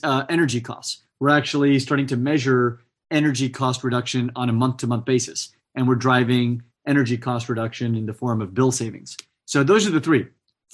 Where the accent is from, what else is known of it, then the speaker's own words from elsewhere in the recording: Fresno, California, United States; I grew up in the Central Valley in California in an ag town called Fresno